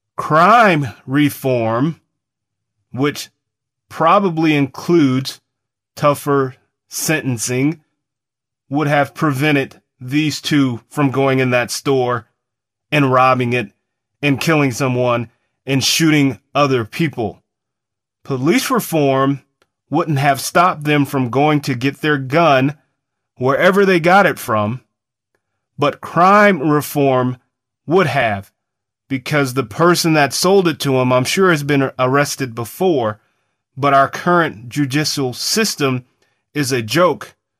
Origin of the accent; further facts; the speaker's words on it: United States; as an American